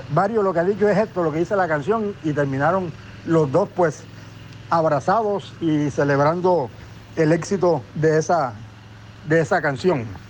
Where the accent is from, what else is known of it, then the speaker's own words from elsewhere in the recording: Cartagena, Bolívar, Colombia; periodista cartagenero